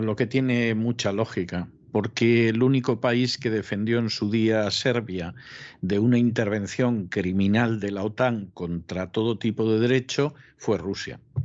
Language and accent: Spanish; Spain; siendo español